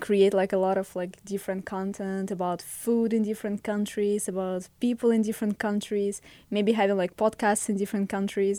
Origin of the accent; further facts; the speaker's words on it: Russia; English is a second language; now in United States; I'm from Russia.